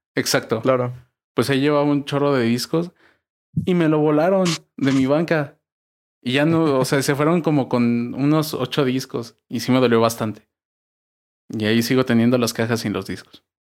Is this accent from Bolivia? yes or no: no; Mexico